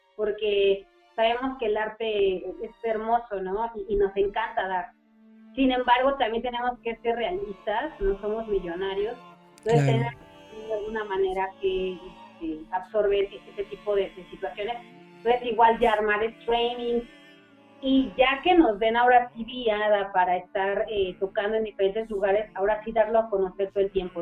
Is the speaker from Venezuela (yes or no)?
no; Mexico; siendo un miembro mexicano